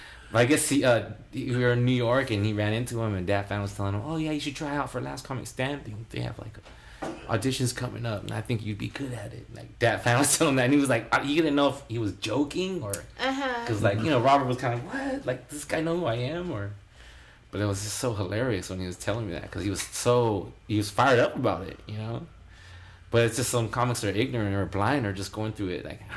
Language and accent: English; Taiwan; born there; and then I was born in Taiwan.